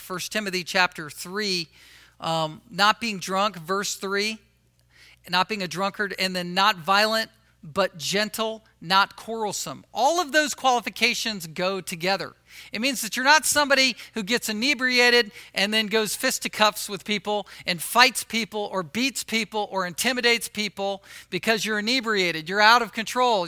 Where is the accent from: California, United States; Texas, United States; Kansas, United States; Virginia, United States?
Virginia, United States; Virginia Beach; moved away; where I grew up in Virginia, Virginia Beach